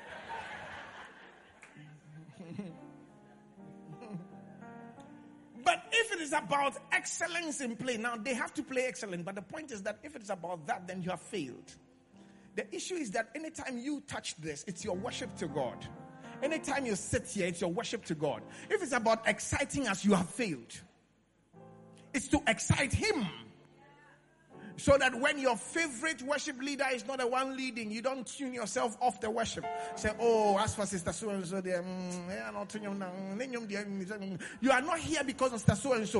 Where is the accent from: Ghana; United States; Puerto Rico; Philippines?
Ghana; Accra, Greater Accra; I grew up in Accra Central.